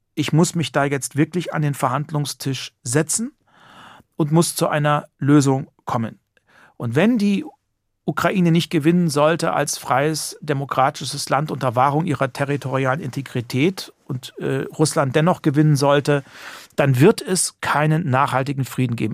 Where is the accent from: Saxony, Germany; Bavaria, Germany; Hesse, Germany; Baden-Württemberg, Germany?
Hesse, Germany; Heringen; ich bin wirklich in Heringen geboren, aufgewachsen, zur Schule gegangen